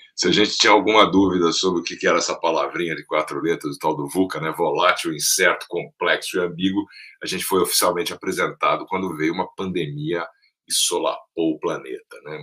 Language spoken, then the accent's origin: Portuguese; Brasília, Federal District, Brazil; moved away; also born or lived in São Paulo; nasci em São Paulo, cresci em Brasília, meus pais mudaram para lá logo depois da inauguração, nos anos 60.